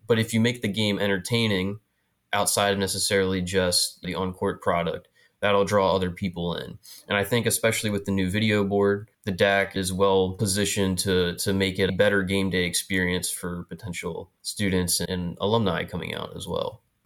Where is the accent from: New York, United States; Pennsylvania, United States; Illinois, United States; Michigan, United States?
Pennsylvania, United States; New Freedom; moved away as an adult; now in Philadelphia, United States; I'm from, uh, South Central Pennsylvania, York County, and, uh, a little town called New Freedom, right on the Mason-Dixon line